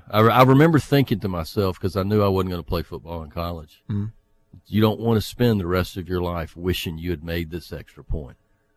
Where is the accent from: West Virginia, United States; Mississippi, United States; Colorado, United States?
Mississippi, United States; Jackson; also born or lived in Baton Rouge, Louisiana / Yazoo City, Mississippi; I grew up mainly in North Jackson, spent a few years in Baton Rouge.